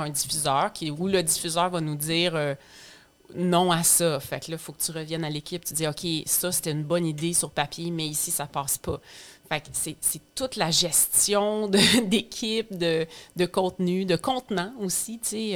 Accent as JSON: {"language": "French", "area": "Estrie", "region": "Quebec", "country": "Canada", "moved": "yes", "lives_now": "Lanaudière, Canada", "said": "je viens de l'Estrie, puis moi, je vis maintenant dans la Naudière"}